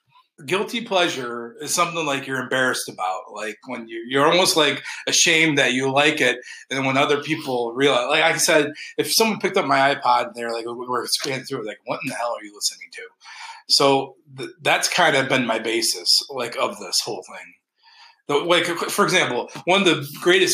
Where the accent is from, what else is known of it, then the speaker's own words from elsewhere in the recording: Alpena, Michigan, United States; I'm from Alpena